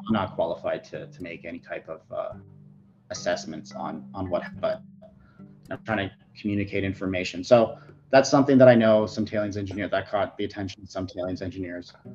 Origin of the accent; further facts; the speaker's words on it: Ottawa, Ontario, Canada; also born or lived in Fort McMurray; born and raised in Ottawa